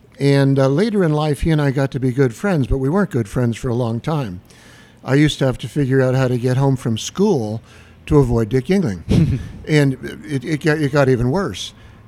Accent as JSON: {"language": "English", "town": "Pottsville", "region": "Pennsylvania", "country": "United States", "tie": "born or raised there", "said": "I was raised on Howard Avenue"}